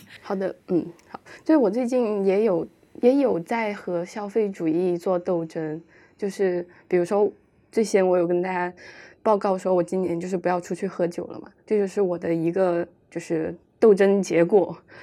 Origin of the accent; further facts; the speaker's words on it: Chongqing, China; moved away as an adult; now in Beijing, China; 我的心一直属于重庆